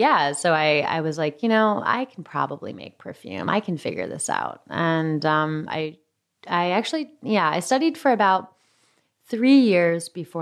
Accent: New York, United States; now in San Francisco, United States; And as a New Yorker who lived in small apartments

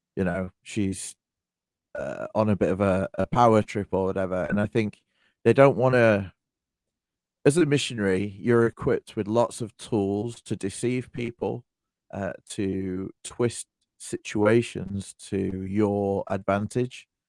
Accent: United Kingdom; I'm British

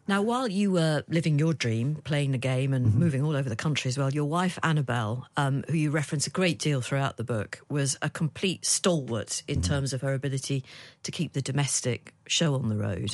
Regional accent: Liverpool, North West England, United Kingdom; I'm from Liverpool

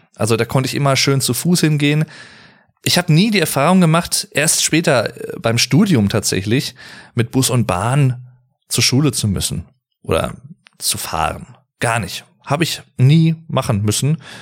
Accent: North Rhine-Westphalia, Germany; ich wohne, lebe und bin schon immer hier gewesen in Nordrhein-Westfalen, in NRW

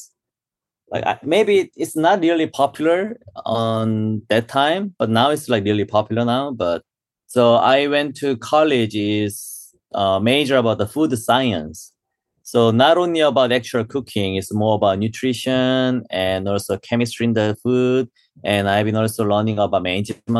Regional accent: South Korea; English is a second language; moved away as an adult; also born or lived in London, United Kingdom / Australia; now in New York, United States; I born and raised in Korea

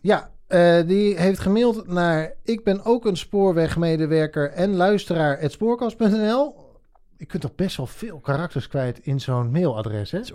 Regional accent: Drenthe, Netherlands; moved away; also born or lived in Rotterdam; ik ben opgegroeid in Drenthe

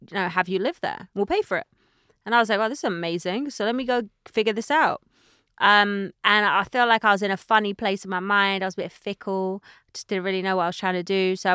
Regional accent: United Kingdom; now in United States; But now I realize that what makes me valuable in America is actually being British

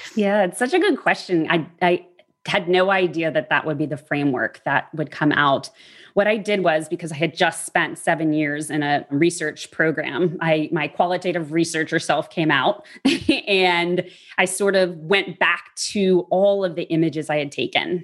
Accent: New Orleans, Louisiana, United States; I grew up in New Orleans

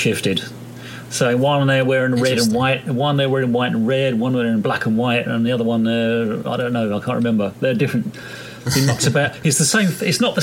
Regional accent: England, United Kingdom; I'm English too

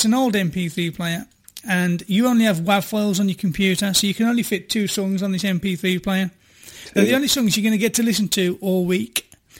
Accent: Ireland; I'm from Ireland.

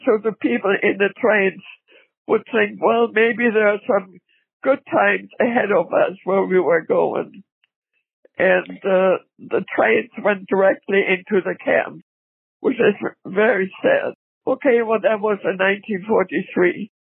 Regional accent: Pomerania, Germany; also born or lived in Berlin; We are German. {S3} Okay. {S4} We lived in a small village. My whole family on my mother's side, we're all from Berlin.

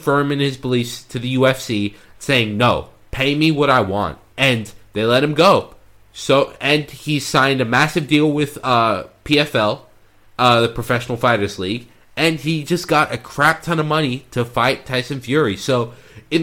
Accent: Sydney, New South Wales, Australia; moved away; I was born in Sydney, Australia

